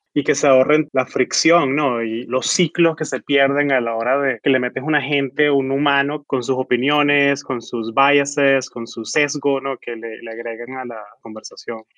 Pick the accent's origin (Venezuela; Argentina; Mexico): Venezuela; now in San Francisco, United States; yo soy venezolano, yo hablo en castellano